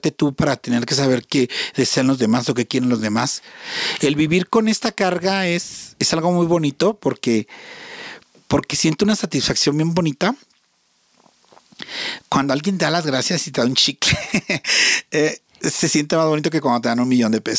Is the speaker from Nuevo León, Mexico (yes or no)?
yes; Monterrey, Nuevo León, Mexico; moved away; porque soy de Monterrey. Ajá. Soy regia.